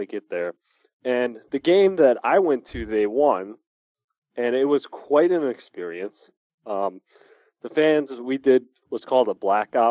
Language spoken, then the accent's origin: English; Oak Lawn, Illinois, United States; I was from Oak Lawn, which was right outside the city.